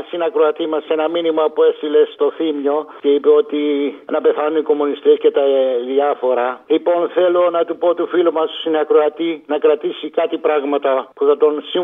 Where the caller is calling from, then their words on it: Egaleo, Attica, Greece; Γεια σου, Αποστόλη … από το Εγάλεο.